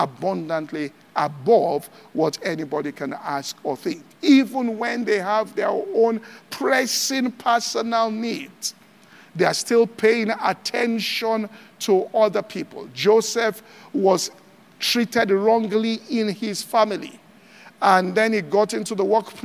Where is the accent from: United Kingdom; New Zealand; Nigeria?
Nigeria; Ibadan, Oyo; I grew up in Ibadan